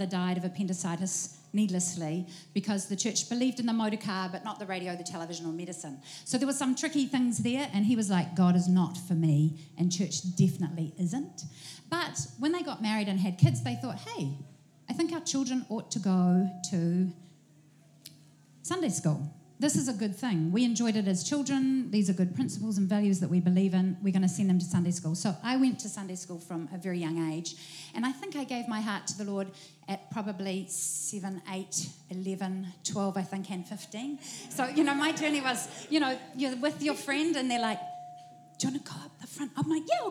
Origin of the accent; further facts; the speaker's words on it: Auckland, New Zealand; also born or lived in Wellington, New Zealand / England; moved to Auckland with my family